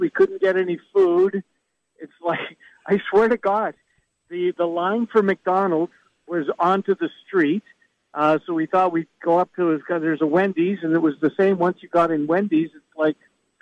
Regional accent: Canada; I'm Canadian

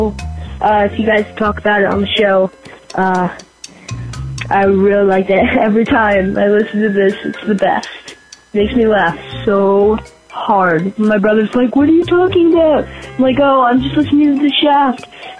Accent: Pennsylvania, United States; I'm from Pennsylvania

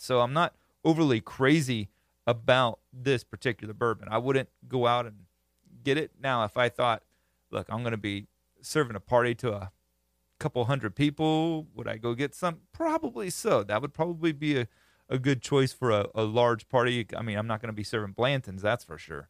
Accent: Florida, United States; I'm from Florida, grew up country

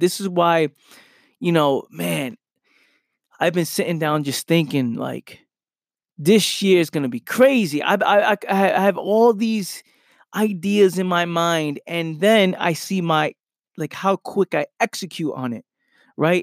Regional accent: New York City, New York, United States; moved away as an adult; now in South Jersey, United States; I grew up in Pelham Parkway in the Bronx

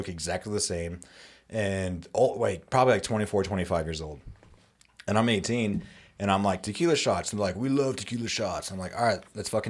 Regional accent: Wyoming, United States; I'm 18, but I come from Wyoming

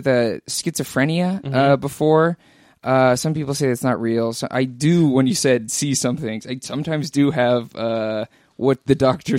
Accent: San Francisco, California, United States; now in Los Angeles, United States; San Francisco.

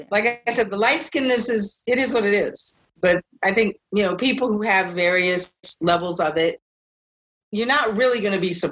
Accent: West Coast, United States; Yes, I grew up on the West Coast, so I was Chicana mm-hmm. or Asian.

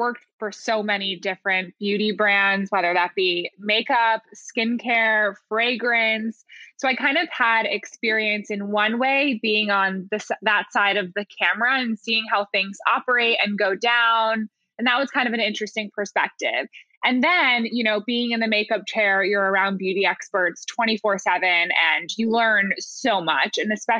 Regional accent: New York, United States; And then, yeah, we were both from upstate New York. We had mutual friends in common. We lived on the same block in New York

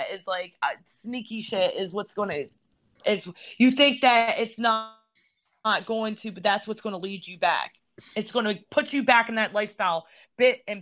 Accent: Elkton, United States; I'm from Elkton.

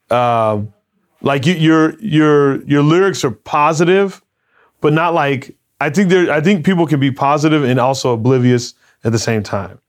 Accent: Arizona, United States; growing up in Arizona

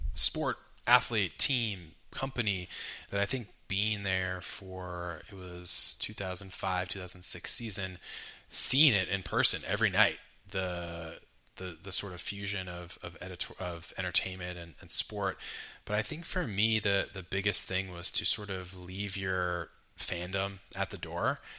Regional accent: Carmel, California, United States; also born or lived in New York; I grew up in Pebble Beach, Carmel area of Central Coast, Ma, uh, Carmel or California

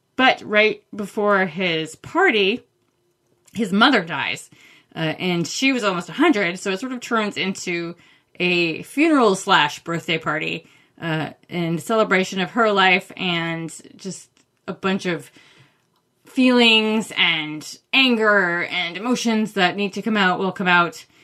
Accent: Maine, United States; I grew up in Maine

